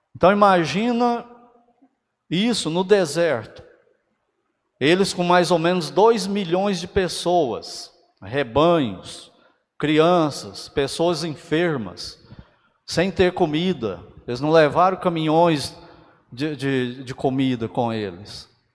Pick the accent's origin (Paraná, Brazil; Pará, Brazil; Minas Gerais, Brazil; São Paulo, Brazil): Minas Gerais, Brazil; Uberaba; lá em Uberaba, né, que é a minha cidade natal